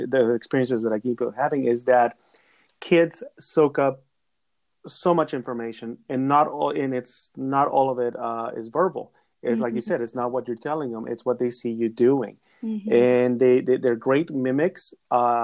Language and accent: English; Mexico; moved away; I am of Mexican descent. I was born in Mexico. I became a naturalized citizen a couple of years ago